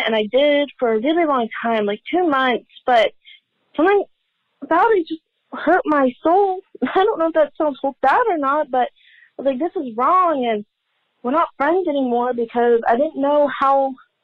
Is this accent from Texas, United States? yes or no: yes; Dallas, Texas, United States; I was friends with a girl from my hometown in Dallas